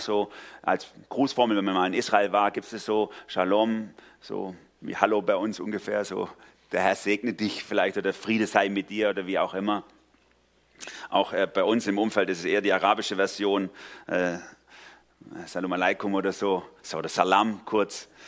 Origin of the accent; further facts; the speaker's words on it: Swabia, Baden-Württemberg, Germany; also born or lived in Durlach, Karlsruhe; now in Karlsruhe, Germany; weil ich als Schwabe in Baden gelandet bin